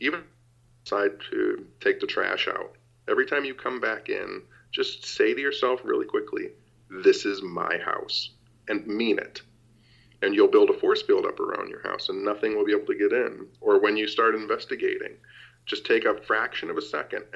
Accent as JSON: {"language": "English", "town": "Royal Oak", "region": "Michigan", "country": "United States", "tie": "born or raised there", "said": "my hometown, Royal Oak, Michigan"}